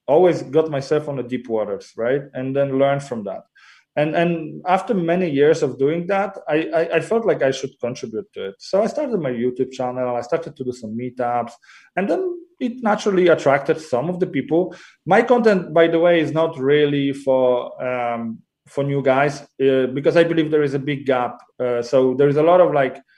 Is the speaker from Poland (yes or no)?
yes; Poland; moved away as an adult; also born or lived in Copenhagen, Denmark; now in Warsaw, Poland; I'm Polish, grew up and, you know, I was raised in Poland.